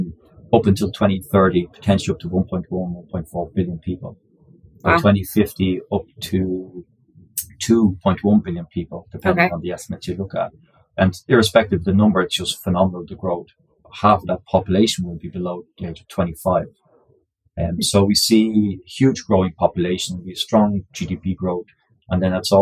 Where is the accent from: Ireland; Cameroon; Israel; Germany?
Ireland; accent: Irish; moved away as an adult; also born or lived in Australia; I'm Irish by origin